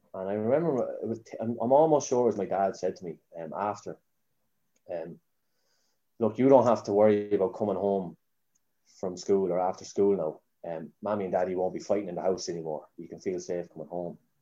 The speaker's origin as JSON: {"language": "English", "town": "Newbridge", "region": "County Kildare", "country": "Ireland", "tie": "born or raised there", "also_born_or_lived": "Dublin", "said": "I was two when we moved back to Newbridge, but my mum would be Park Murrah. Her whole family, she was born and bred in Newbridge. Um, so I've, I, am I'm, I'm a Newbridge man"}